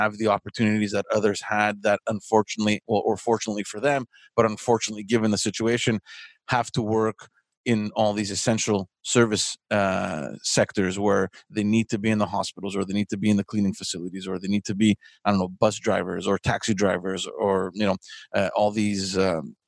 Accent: Montreal, Quebec, Canada; I'm from Park X, and I always felt that Park Extension has been evolving positively

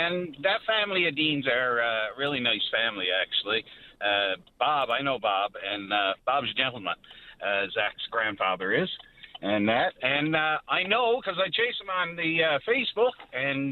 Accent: Botwood, Newfoundland and Labrador, Canada; I'm originally from Botwood myself

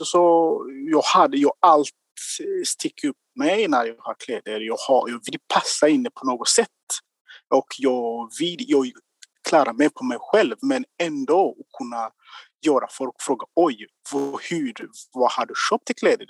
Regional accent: Rwanda; Swedish is a second language; moved away as an adult; now in Gothenburg, Sweden; jag kommer från Rwanda

